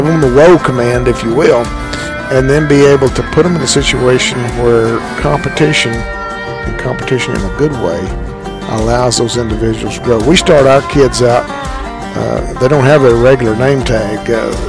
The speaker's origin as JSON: {"language": "English", "town": "San Angelo", "region": "Texas", "country": "United States", "said": "I'm from San Angelo, Texas."}